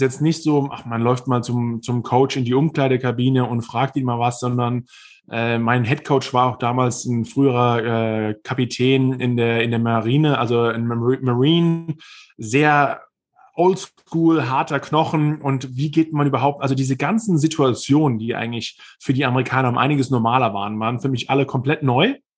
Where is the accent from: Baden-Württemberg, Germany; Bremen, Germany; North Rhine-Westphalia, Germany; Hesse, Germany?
Hesse, Germany; Viernheim; moved away as an adult; also born or lived in Mannheim / New York; now in United States; in Mannheim geboren, in Viernheim aufgewachsen. Das ist noch ein kleiner Hessenzipfel, äh, aber man hört vielleicht auch noch, wo ich herkomme